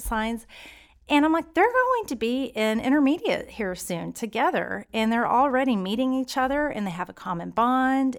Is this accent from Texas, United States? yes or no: yes; Stephenville, Texas, United States; moved away as an adult; now in Keller, United States; I'm from Stephenville, Texas